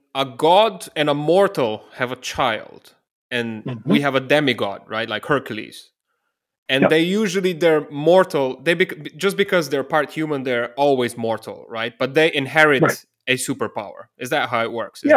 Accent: Ljubljana, Slovenia; I'm originally from Ljubljana, the capital of Slovenia, a small country in southeastern Europe.

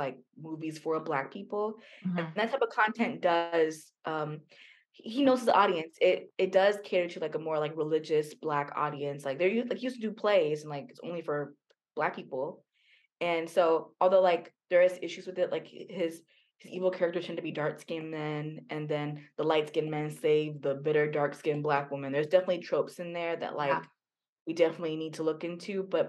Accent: United States; being an American

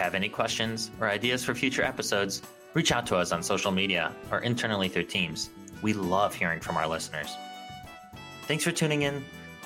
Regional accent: Chicago, Illinois, United States; I'm from Chicago

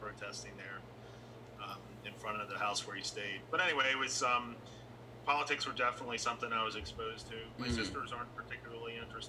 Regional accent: Williamsburg, Virginia, United States; growing up in Virginia

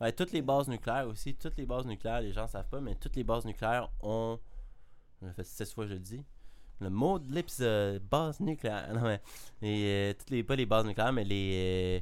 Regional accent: Canada; je suis canadien.

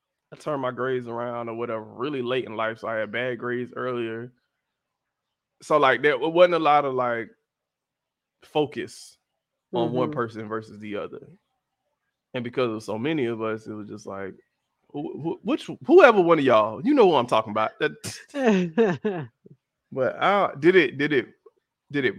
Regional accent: Miami, Florida, United States; also born or lived in Atlanta, Georgia; So I grew up in Miami.

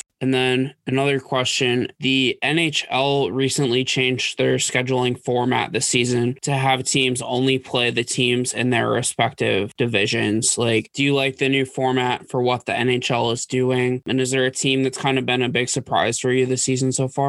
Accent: Massachusetts, United States; moved away as an adult; also born or lived in Virginia; growing up in the Northeast in Massachusetts

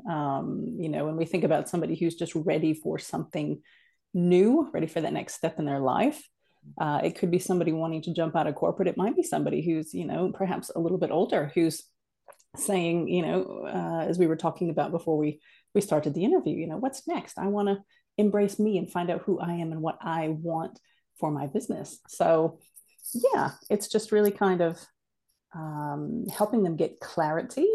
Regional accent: United States; moved away as an adult; now in New Zealand; I'm an American who now lives in New Zealand. So I'm an Amerikiwi

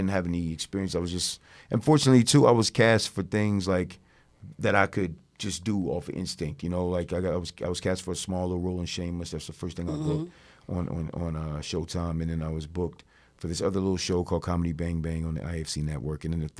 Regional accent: East Coast, United States; You know, I'm from the East Coast. I like being on the East Coast.

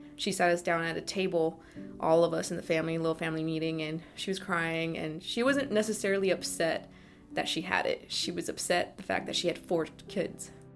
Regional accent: East Bay, California, United States; I'm from the East Bay in California

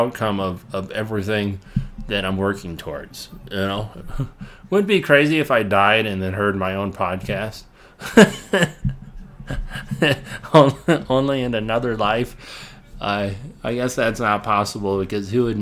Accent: Illinois, United States; my hometown that I grew up in, Illinois

